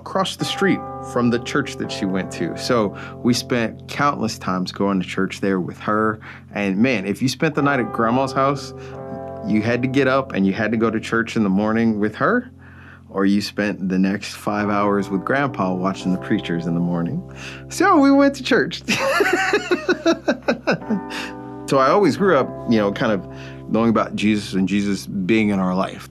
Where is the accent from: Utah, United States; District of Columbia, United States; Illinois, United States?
Illinois, United States; Chicago; moved away as an adult; also born or lived in Charleston, Illinois; I'm from the South Suburbs of Chicago.